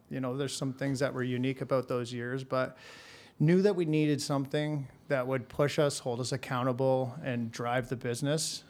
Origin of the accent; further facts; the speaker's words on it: Hamilton, Ontario, Canada; born and raised in Hamilton.